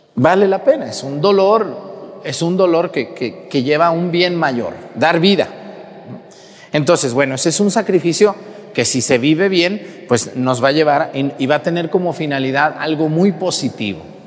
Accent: Mexticacán, Jalisco, Mexico; moved away; todo mi pueblo, allá de donde yo soy, Mestigacán

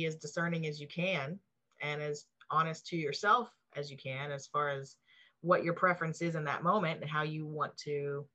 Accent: the South, United States; I grew up in the South, so a lot of it's here

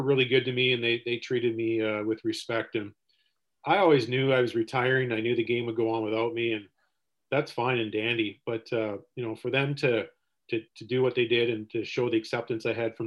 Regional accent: Seaforth, Ontario, Canada; growing up in Seaforth

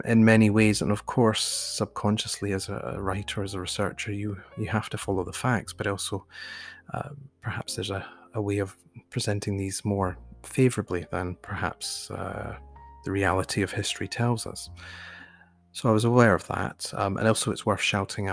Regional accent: Scotland, United Kingdom; myself, growing up in Scotland

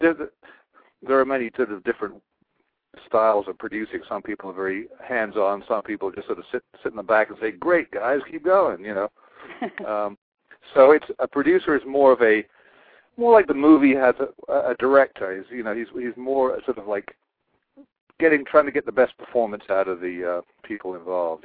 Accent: England, United Kingdom; moved away as an adult; now in United States; I'm from England

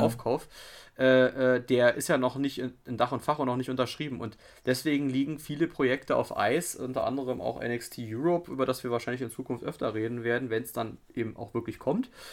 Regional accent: Germany; als Deutscher

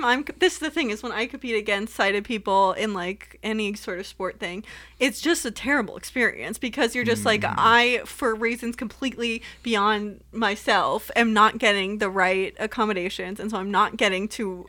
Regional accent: Southern California, United States; moved away; I came from Southern California, so you can't exist without driving, but I somehow did it until I moved away

